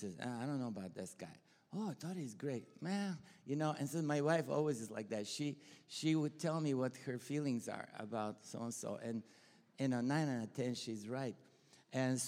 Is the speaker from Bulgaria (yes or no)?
yes; Bulgaria; accent: Bulgarian; English is a second language; moved away; also born or lived in Texas, United States; I'm Bulgarian, you know. And I'm not Texan, right? You can tell by the accent.